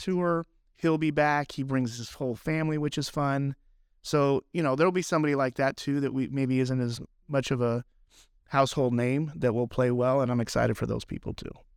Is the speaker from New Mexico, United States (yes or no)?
yes; Albuquerque, New Mexico, United States; I'm from New Mexico, so I grew up in Albuquerque